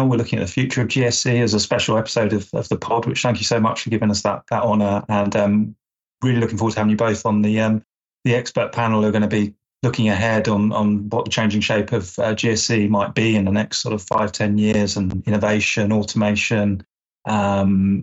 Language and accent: English; England, United Kingdom; as an Englishman